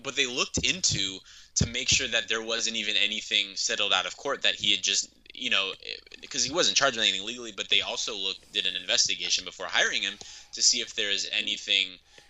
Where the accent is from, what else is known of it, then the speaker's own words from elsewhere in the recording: the Bay Area, California, United States; I'm from the Bay Area.